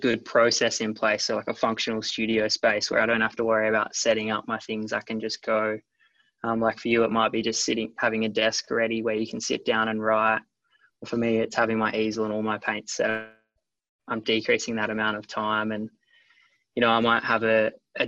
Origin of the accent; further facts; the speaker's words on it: Yallingup, Western Australia, Australia; I grew up in Yarling up in the Southwest Australia.